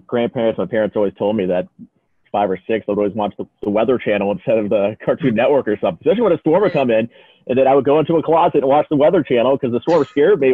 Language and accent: English; Florida, United States; growing up in Florida